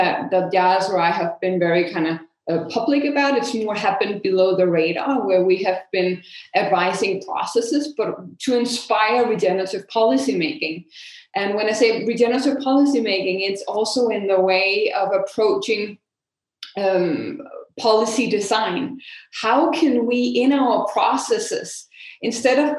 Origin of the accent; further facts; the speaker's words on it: Denmark; in Denmark, my home country